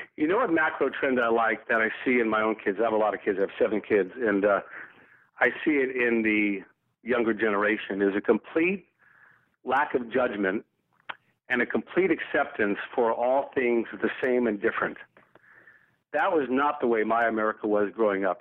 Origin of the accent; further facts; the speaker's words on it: the South, United States; I grew up in the South in the 1960s